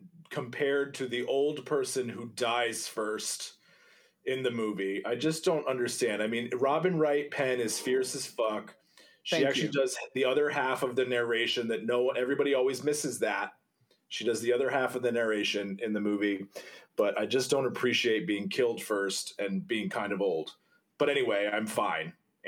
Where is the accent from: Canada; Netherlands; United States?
Canada; You know, it's hard because I'm French, right? So I look at it and I see the word Godot. I'm French Canadian.